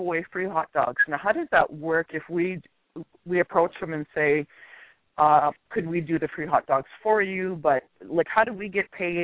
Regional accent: Canada; I'm from Canada

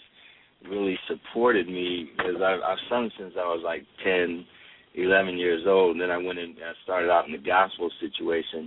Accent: Akron, Ohio, United States; moved away; Born and raised in Akron

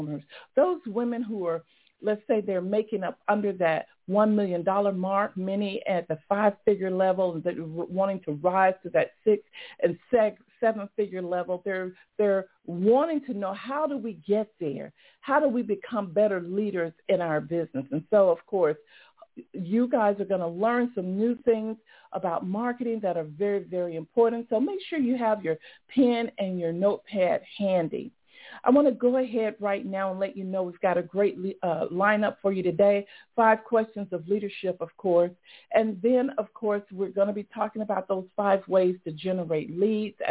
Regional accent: Atlanta, Georgia, United States; here in my hometown, Atlanta

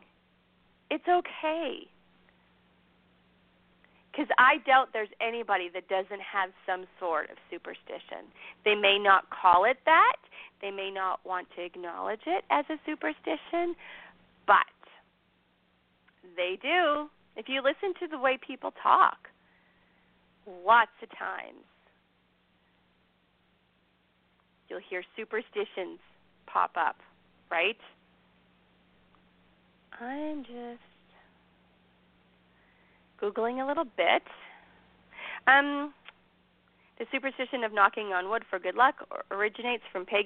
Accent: Ireland; I'm Irish

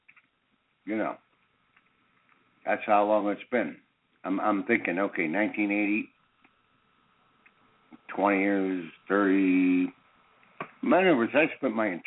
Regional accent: Pittsburgh, Pennsylvania, United States; moved away as an adult; now in California, United States; I am from Pittsburgh, Pennsylvania. I went to grade school and high school there

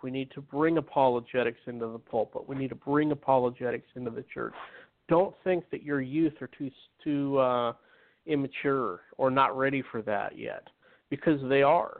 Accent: Utah, United States; I grew up in Utah where majority of it was Mormonism

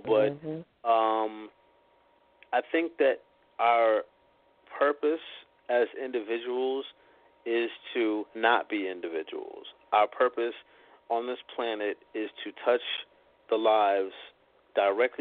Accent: Boston, Massachusetts, United States; moved away as an adult; also born or lived in New York City; my hometown

